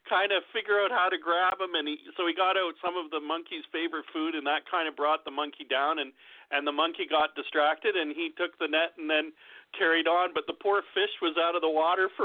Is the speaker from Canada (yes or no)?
yes; Canada; I'm from Canada